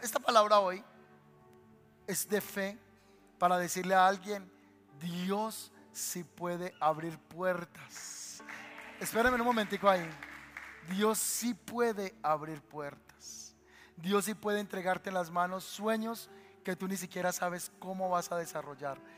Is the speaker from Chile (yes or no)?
no; Paisa region, Colombia; nosotros somos paisas colombianos